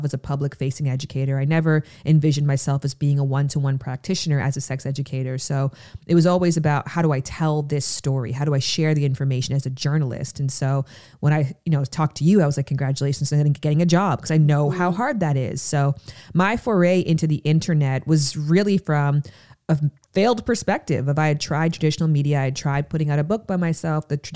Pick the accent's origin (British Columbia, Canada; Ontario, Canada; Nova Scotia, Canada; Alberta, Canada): Ontario, Canada; Pickering; I'm from Pickering, Ontario, Canada. And so I went to the Pickering Library over summer